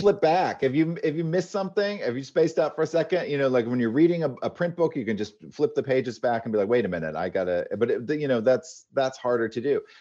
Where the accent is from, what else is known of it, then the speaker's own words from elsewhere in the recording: Maine, United States; also born or lived in Los Angeles; now in Palm Springs, United States; as a kid growing up in Maine